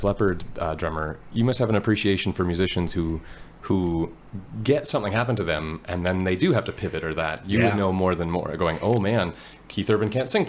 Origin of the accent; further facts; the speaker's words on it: Fort St. John, British Columbia, Canada; I'm from Fort St. John